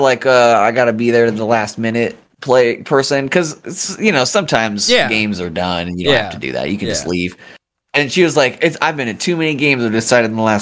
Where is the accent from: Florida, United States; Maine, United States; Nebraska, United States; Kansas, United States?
Kansas, United States; I'm from Kansas